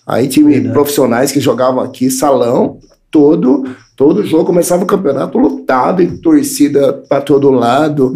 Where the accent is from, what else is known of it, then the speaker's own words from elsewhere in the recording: Paulínia, São Paulo, Brazil; cresci ali no Morumbi, né? Morumbi, é.